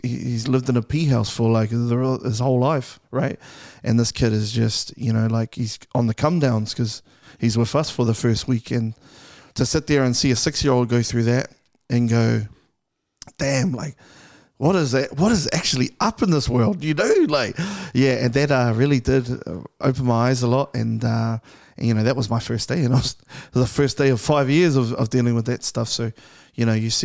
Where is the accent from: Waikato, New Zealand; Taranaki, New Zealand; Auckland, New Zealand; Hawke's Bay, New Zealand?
Auckland, New Zealand; I'm from Clinton.